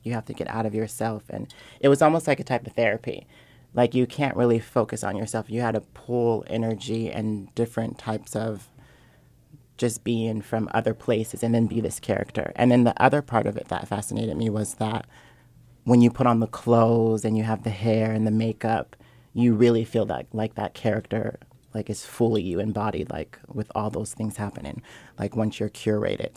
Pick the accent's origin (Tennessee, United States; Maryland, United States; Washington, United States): Washington, United States; Seattle; I'm originally from Seattle, Washington